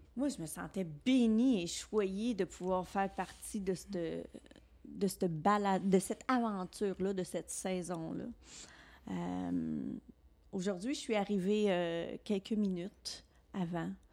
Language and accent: French; Alexandria, Ontario, Canada; moved away as an adult; mon village. Quand je l'ai quitté à 19 ans